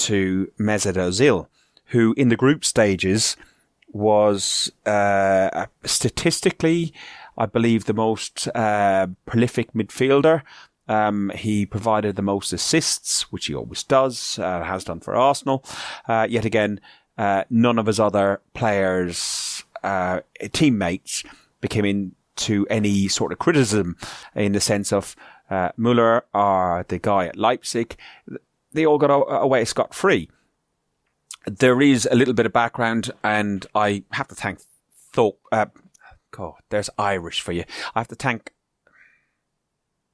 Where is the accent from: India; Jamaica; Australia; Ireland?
Ireland; moved away; I'm Irish, you know, I'm a foreigner living in a foreign country